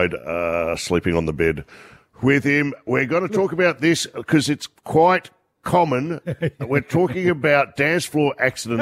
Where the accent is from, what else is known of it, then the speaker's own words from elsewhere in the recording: Melbourne, Victoria, Australia; I grew up in Melbourne in a suburb called Frankston